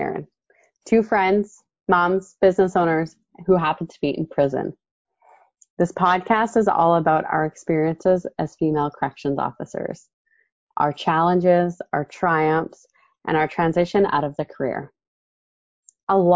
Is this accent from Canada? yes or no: yes; Calgary, Alberta, Canada; also born or lived in Lethbridge / Stony Plain; I grew up in Calgary and spent my whole life in Calgary until I decided to leave